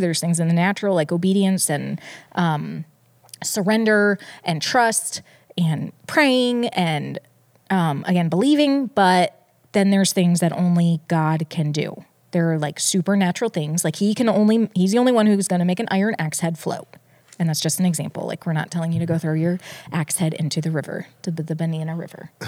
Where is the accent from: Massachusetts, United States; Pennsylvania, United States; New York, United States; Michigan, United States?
Michigan, United States; Detroit; I was born in Detroit